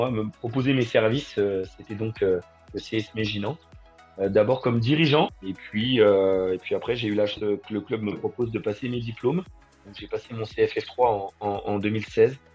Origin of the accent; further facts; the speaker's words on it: Bourgogne-Franche-Comté, France; d'abord en Franche-Comté, parce que je suis originaire de Franche-Comté où j'ai joué de débutant à, à U19 euh, dans un club